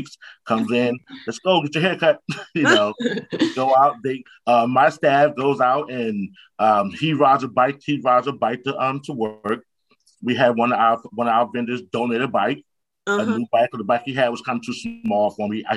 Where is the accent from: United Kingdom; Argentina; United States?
United States; North New Jersey; also born or lived in Irvington, New Jersey; born and raised in North New Jersey